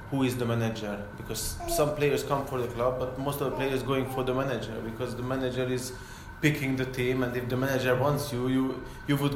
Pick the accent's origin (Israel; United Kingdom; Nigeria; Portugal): Portugal; Porto, Porto District; English is a second language; Because I come from Porto